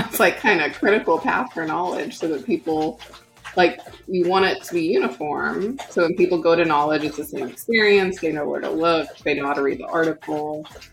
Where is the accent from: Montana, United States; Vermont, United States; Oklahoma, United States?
Oklahoma, United States; growing up in Oklahoma, if you had your Indian card, you could go to college for free